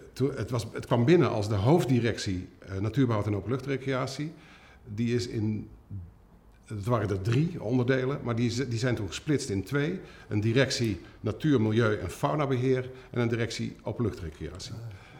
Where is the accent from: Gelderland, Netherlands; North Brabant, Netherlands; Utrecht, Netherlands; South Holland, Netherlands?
Gelderland, Netherlands; Culemborg; Ik, ik ben geboren in Culemborg, een klein stadje.